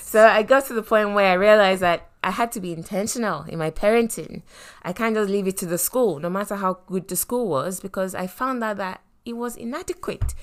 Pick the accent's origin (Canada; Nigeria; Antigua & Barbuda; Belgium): Nigeria; moved away; we were raised growing up in Nigeria